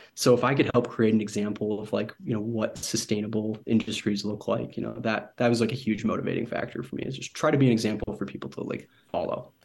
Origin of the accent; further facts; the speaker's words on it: Michigan, United States; I'm from Michigan, um, originally Michigan in the United States.